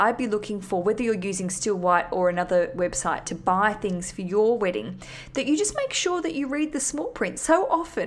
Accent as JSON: {"language": "English", "country": "Australia", "moved": "yes", "lives_now": "London, United Kingdom", "said": "I'm Australian."}